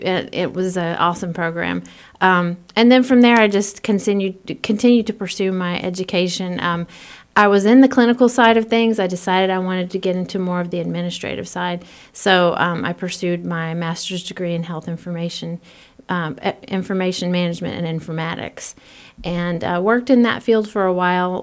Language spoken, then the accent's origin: English; Florida, United States; moved away as an adult; also born or lived in Panama City, Florida; now in Midwest, United States; I am originally from Florida